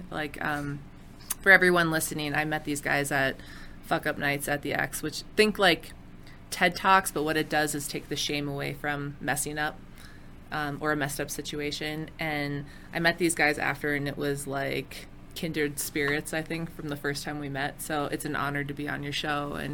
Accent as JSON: {"language": "English", "town": "Minneapolis", "region": "Minnesota", "country": "United States", "said": "because I'm from Minneapolis."}